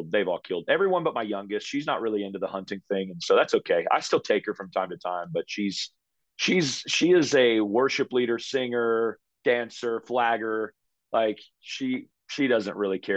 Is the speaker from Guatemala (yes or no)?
no; United States; now in Canada; I'm an American.